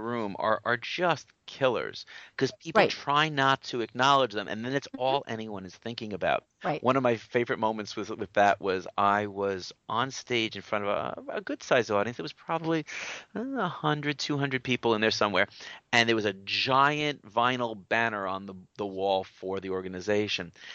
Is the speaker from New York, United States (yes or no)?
yes; New York, United States; I'm a New Yorker